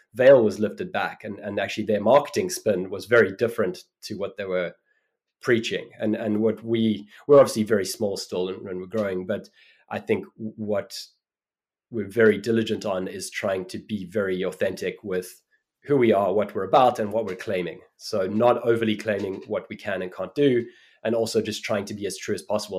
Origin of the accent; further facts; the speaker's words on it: Cape Town, Western Cape, South Africa; moved away; also born or lived in New York; I grew up in Cape Town in South Africa